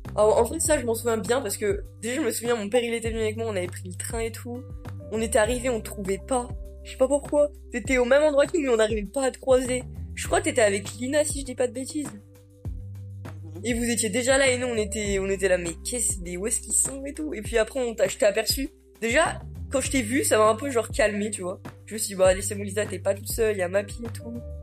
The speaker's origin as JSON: {"language": "French", "area": "Picardy", "region": "Hauts-de-France", "country": "France", "also_born_or_lived": "Wattignies, Nord, France", "moved": "as an adult", "lives_now": "Iowa, United States", "said": "Je viens de Picardie"}